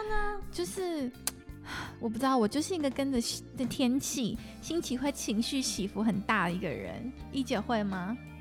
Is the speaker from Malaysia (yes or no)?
no; Singapore; moved away; 我在新加坡长大